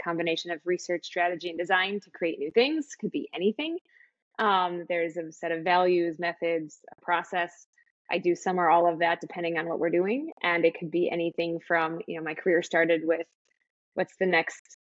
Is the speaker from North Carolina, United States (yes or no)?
no; Lincolnwood, Illinois, United States; I grew up outside Chicago, a suburb called Lincolnwood, just outside the city.